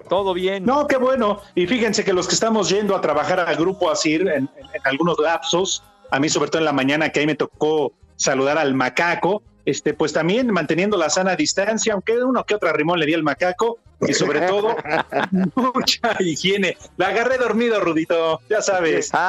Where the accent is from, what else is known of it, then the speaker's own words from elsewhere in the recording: Mexico; así somos los mexicanos.